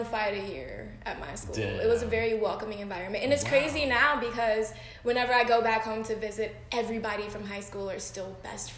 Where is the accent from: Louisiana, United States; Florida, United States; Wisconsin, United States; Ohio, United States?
Wisconsin, United States; Milwaukee; moved away; I am from Milwaukee, Wisconsin